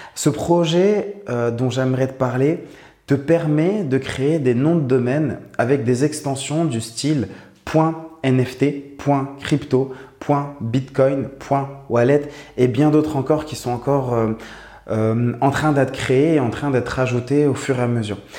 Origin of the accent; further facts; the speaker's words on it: Morocco; j'habite au Maroc, je suis né au Maroc, j'ai grandi au Maroc.